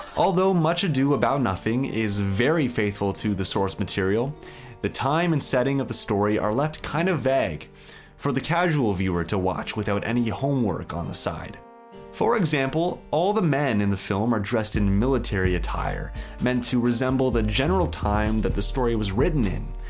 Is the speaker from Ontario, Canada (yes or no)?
yes; Stratford, Ontario, Canada; I'm from the Shakespeare capital of Canada.